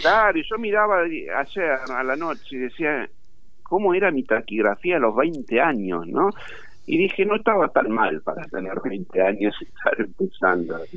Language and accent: Spanish; Quilmes, Buenos Aires Province, Argentina; soy de Quilmes, el municipio está aquí a unos 20 kilómetros de la capital federal